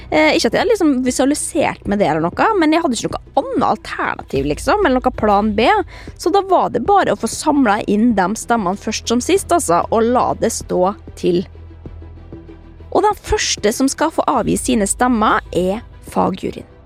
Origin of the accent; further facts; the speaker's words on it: Trondheim, Trøndelag, Norway; Jeg er 11 år og jeg kommer fra Trondheim.